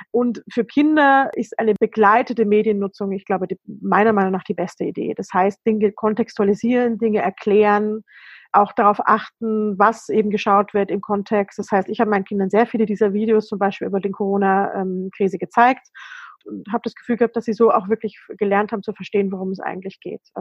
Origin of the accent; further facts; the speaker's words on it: Germany; Als Deutsche kann ich natürlich sagen